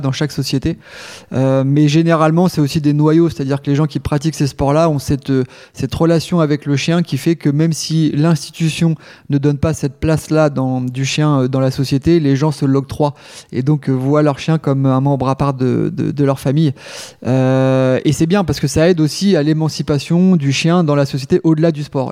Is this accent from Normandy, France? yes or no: yes; Rouen, Normandy, France; je suis originaire de Rouen. Euh, et puis j'ai grandi sur une... Alors, ça fait rêver, mais c'est pas une île de rêve, même si c'était sympa, sur l'île La Croix